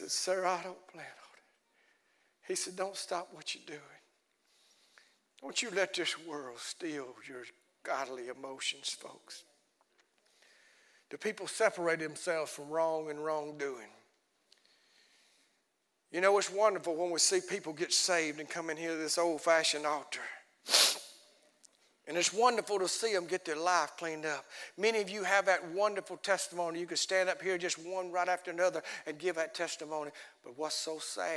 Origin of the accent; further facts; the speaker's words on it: Alabama, United States; we're from Alabama.